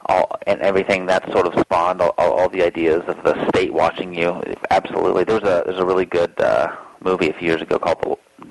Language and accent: English; the South, United States; I have just a little southern, I mean, I grew up in the South, so I have a southern streak.